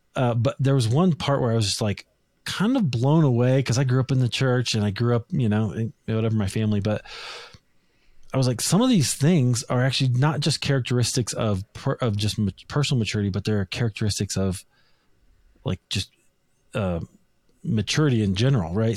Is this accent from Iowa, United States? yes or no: yes; Des Moines, Iowa, United States; moved away as an adult; now in Denver, United States; I grew up in Des Moines, Iowa, Christian family